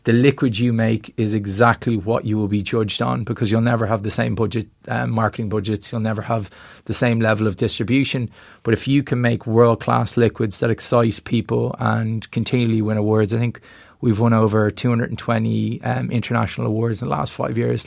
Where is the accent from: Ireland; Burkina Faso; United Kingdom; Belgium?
Ireland; we're from Ireland